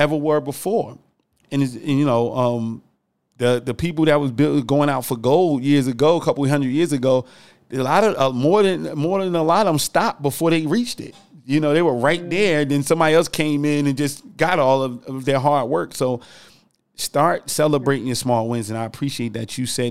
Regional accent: New Jersey, United States; moved away as an adult; also born or lived in South Carolina; I moved from New Jersey to South Carolina to go to college when I first left home

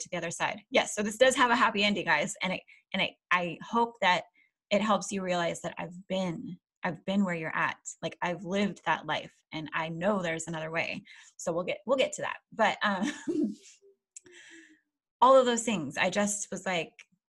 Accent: Alaska, United States; moved away as an adult; we're from Alaska. Okay. I was born and raised there.

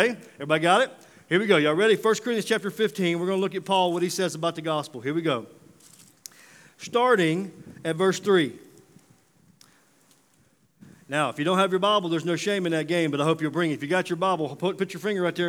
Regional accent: Mississippi, United States; moved away; I'm from Mississippi originally

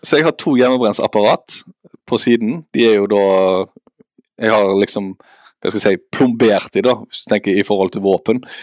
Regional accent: Haugesund, Rogaland, Norway; also born or lived in Bergen; now in Eastern Norway, Norway; jeg er fra Haugesund

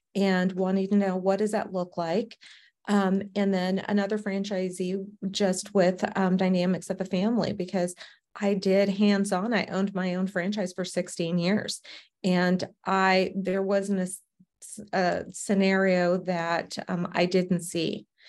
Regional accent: Savannah, Georgia, United States; now in Arizona, United States; born and raised in Savannah, Georgia

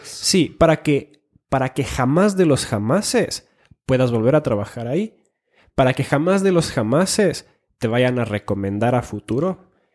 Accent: Finland; moved away; also born or lived in Ecuador; soy nacido en Finlandia, he vivido en Ecuador y a veces como finlandés

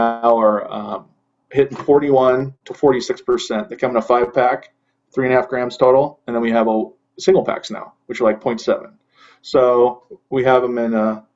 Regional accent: Central California, United States; I was born and raised in Central California, four generations.

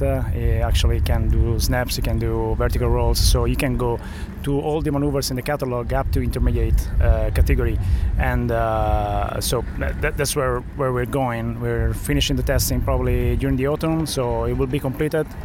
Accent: Florence, Tuscany, Italy; I come from Italy, from Florence

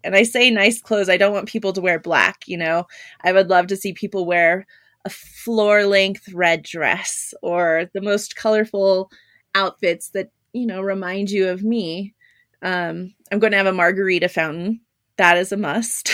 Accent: Southern California, United States; the first funeral home I worked at was in my hometown in Southern California

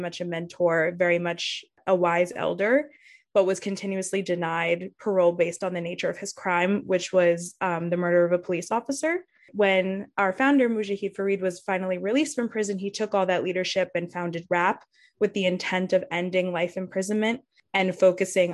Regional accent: Yonkers, New York, United States; my community growing up in Yonkers

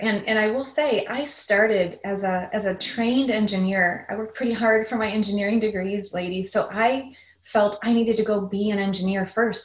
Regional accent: a suburb of Chicago, Illinois, United States; also born or lived in Wisconsin; I grew up in a suburb of Chicago, Illinois, and a good Midwest um, upbringing

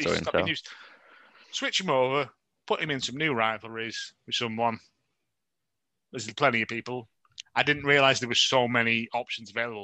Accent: United Kingdom; We're both British

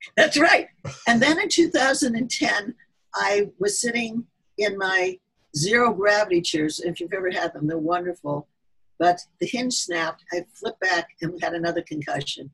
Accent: Midwest, United States; accent: Midwestern; also born or lived in north of Boston; now in Massachusetts, United States; I originated from the middle part of the country. So my accent sounds more Midwestern until I talked to some of my New Englanders here.

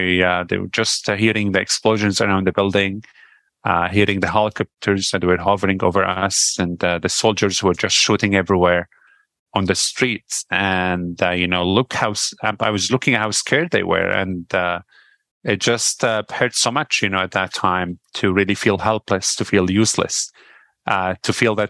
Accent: Syria; moved away as an adult; now in Canada; the other thing about, you know, growing up in Syria is I was glad that I was not a kid anymore when the war started.

